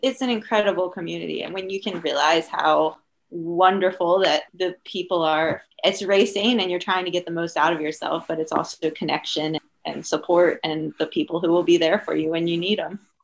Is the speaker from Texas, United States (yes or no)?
no; Maryland, United States; moved away as an adult; also born or lived in New York / Colorado